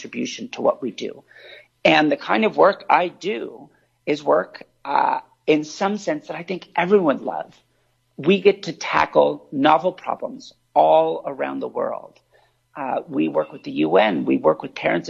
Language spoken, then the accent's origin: English; California, United States; I was born in California on the coast